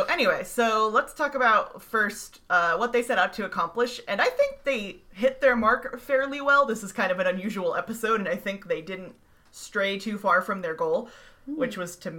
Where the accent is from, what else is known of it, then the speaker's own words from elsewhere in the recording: the South, United States; Sarah and I are speaking as Southerners who are bad at being cold.